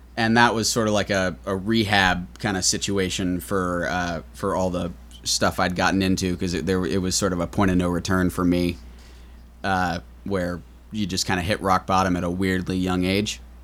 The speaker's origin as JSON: {"language": "English", "town": "New York City", "region": "New York", "country": "United States", "tie": "born or raised there", "said": "I grew up in New York City, uh, born and raised"}